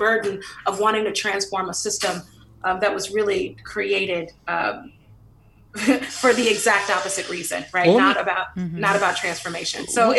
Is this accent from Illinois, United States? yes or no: no; San Francisco, California, United States; I grew up in the Western Addition, you know, right by the Panhandle, and a beautiful Victorian. I remember Black folks used to actually live in those Victorians. I lived on Fulton between Baker and Lyon.